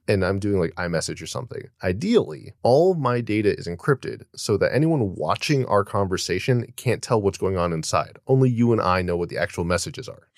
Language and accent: English; United States